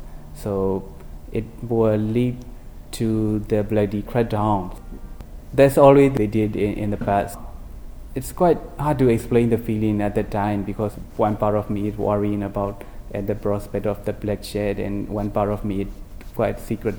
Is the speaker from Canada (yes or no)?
no; Myanmar; Yeah, I'm from Burma and I've been working as a journalist for more than 7 years.